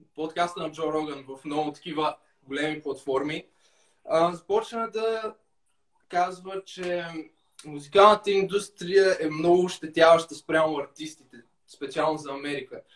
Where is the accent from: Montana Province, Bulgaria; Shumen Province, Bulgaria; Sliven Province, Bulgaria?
Montana Province, Bulgaria; Lom; now in Sofia, Bulgaria; От Лом.